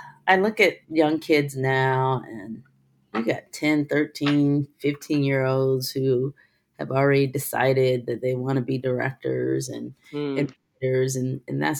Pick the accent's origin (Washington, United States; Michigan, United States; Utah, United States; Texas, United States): Michigan, United States; Detroit; English is a second language; also born or lived in Korea; I grew up in Korea until I was 6 years old. And when I came to America, I couldn't speak English. And then my parents divorced, and my single black father raised me and my brother, retired from the military, moved me to Detroit